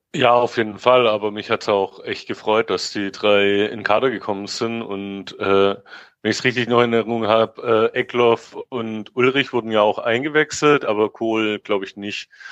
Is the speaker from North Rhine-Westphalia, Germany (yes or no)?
no; Stuttgart, Baden-Württemberg, Germany; now in Berlin, Germany; lebe in Berlin, bin aber gebürtiger Cannstatter ähm, bin mein Leben lang schon VfB-Fan und ja, Exilschwabe in Berlin